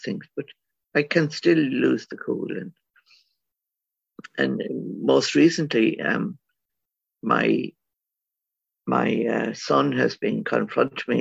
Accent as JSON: {"language": "English", "country": "Ireland", "tie": "born or raised there"}